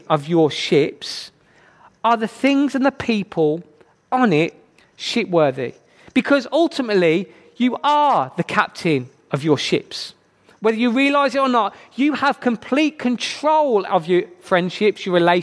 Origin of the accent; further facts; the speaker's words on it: Birmingham, West Midlands, United Kingdom; accent: Brummie; I'm from Birmingham. You can probably tell by my very attractive accent, I am a Brummie.